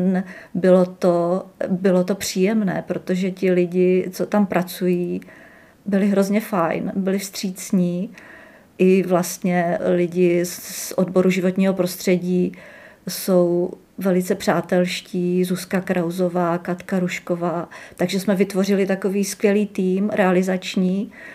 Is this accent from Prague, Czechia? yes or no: no; Třinec, Moravian-Silesian Region, Czechia; moved away as an adult; also born or lived in Uherské Hradiště / Brno; now in Jihlava, Czech Republic; já jsem z Třince